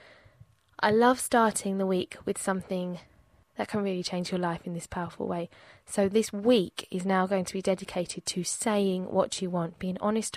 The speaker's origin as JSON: {"language": "English", "region": "England", "country": "United Kingdom", "tie": "born or raised there", "said": "Growing up in England"}